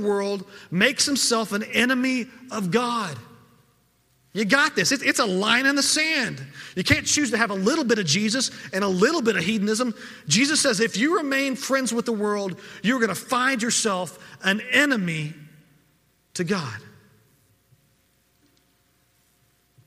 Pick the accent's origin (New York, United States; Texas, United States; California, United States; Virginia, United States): Texas, United States; as a Texan